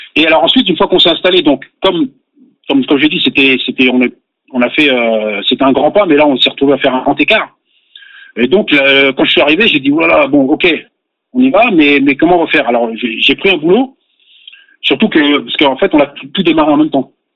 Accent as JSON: {"language": "French", "area": "Paris suburbs", "region": "Île-de-France", "country": "France", "tie": "born or raised there", "also_born_or_lived": "Aix-en-Provence", "moved": "as an adult", "lives_now": "Pyrénées-Orientales, France", "said": "je suis né à Aix-en-Provence au mois d'août et au mois de septembre, mes parents, je suis reparti avec mes parents en banlieue parisienne. J'ai grandi, euh, j'ai passé euh, mes 30 premières années en, banlieue."}